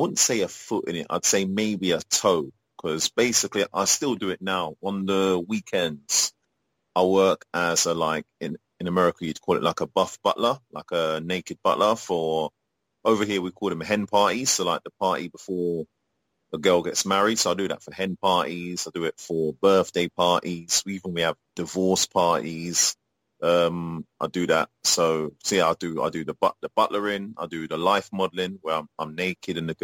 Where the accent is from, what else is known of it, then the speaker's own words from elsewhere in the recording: England, United Kingdom; born and brought up in England